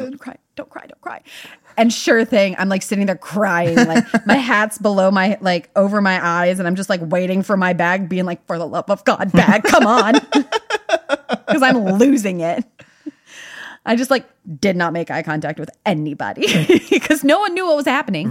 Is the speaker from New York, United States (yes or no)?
no; Durham, North Carolina, United States; now in Nashville, United States; my hometown of Durham, North Carolina